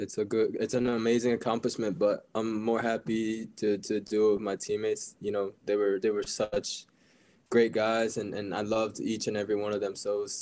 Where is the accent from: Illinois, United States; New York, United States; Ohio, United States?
Ohio, United States; Cleveland; also born or lived in Tokyo, Japan / New Mexico, United States; Yeah, I was born in Tokyo, but my family moved to New Mexico when I was 4 months old. And then when I was three, we moved back to Tokyo. And when I was six, we eventually moved to Cleveland, where I spent a lot of my time growing up.